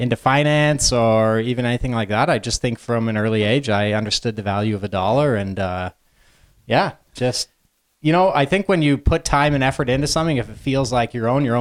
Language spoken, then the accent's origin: English; London, Ontario, Canada; pretty typical middle-class upbringing in London, Ontario.